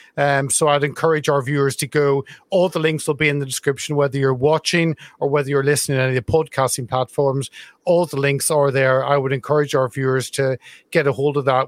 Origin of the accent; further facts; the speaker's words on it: Carrickfergus, Northern Ireland, United Kingdom; Carrickfergus, my hometown in Northern Ireland.